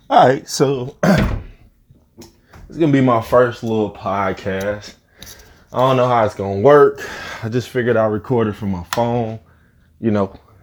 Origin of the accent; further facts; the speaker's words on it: Rockford, Illinois, United States; also born or lived in the South (US); I'm from Rockford, Illinois. This is where I've been at, I guess, most of my life now. I spent half my, little less than half my life down south